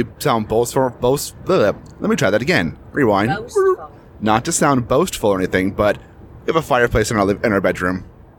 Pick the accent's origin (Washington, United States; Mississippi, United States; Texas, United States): Washington, United States; Kitsap County; moved away as an adult; now in King County, United States; We're from Kitsap. We're used to that, and we're now in King County.